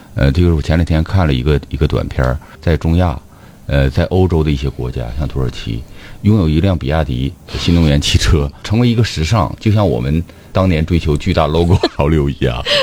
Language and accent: Chinese; China; 因为我觉得我们中国人的这个商家是非常敏锐的